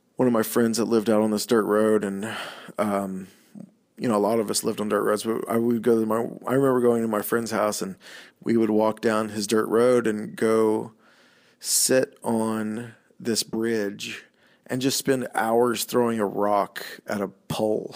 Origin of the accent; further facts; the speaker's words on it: Oklahoma, United States; I went to the University of Oklahoma, which is like an hour and fifteen minutes from my hometown.